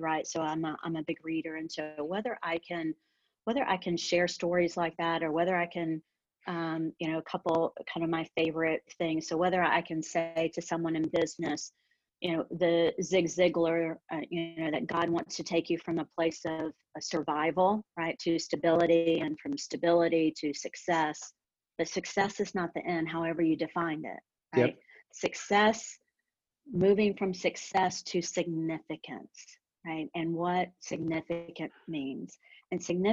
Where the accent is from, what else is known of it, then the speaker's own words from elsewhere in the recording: the South, United States; growing up in the South